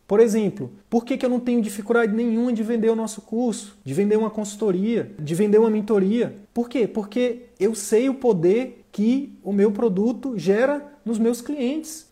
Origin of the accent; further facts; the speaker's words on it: Northeast Region, Brazil; eu sou do Nordeste